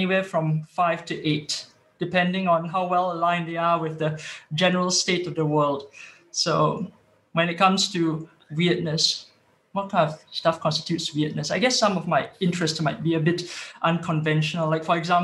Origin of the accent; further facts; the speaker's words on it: Singapore; moved away as an adult; now in Sweden; I was originally from Singapore and then popped over here to Sweden for work